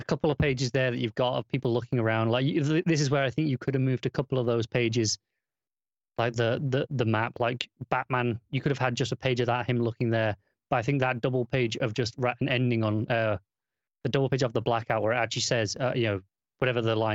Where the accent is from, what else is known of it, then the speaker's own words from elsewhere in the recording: Coventry, West Midlands, United Kingdom; it was Coventry, which was weird because that's my hometown